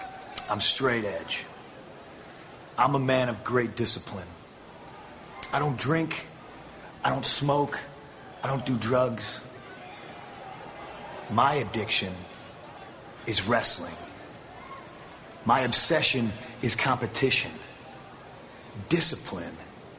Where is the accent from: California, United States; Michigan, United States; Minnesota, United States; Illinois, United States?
Illinois, United States; Chicago; I was born in Chicago, and I was raised on the streets.